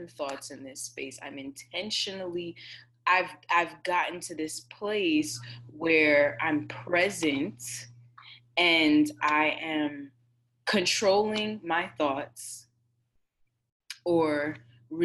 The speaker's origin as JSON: {"language": "English", "country": "Jamaica", "said": "I'm Jamaican, y'all. I grew up on jerk chicken and curry shrimp"}